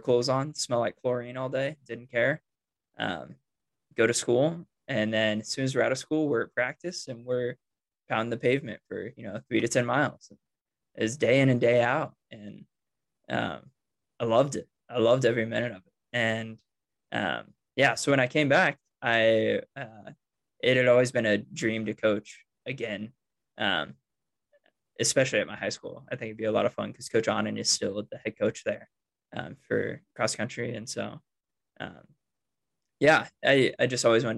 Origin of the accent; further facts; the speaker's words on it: Lenexa, Kansas, United States; also born or lived in Norman, Oklahoma; now in Lawrence, United States; I grew up in Lenexa, kind of suburb Kansas City near Overland Park, where my high school was. I live in Lawrence right now, where KU is.